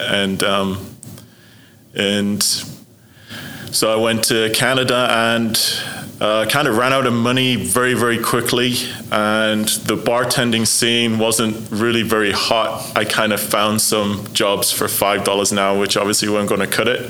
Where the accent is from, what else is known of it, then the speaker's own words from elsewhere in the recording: Sunderland, North East England, United Kingdom; So Sunderland is a little. It's a little shipbuilding town on the northeast coast of England. So it's very down to earth place. It was a really nice place to grow up.